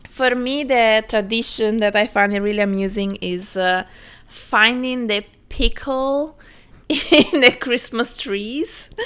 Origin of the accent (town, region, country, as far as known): Italy